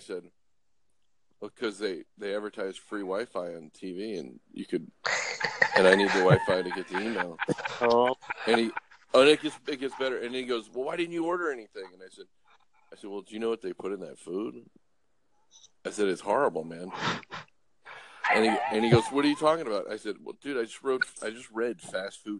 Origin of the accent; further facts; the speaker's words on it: Los Angeles, California, United States; moved away; originally I'm from Los Angeles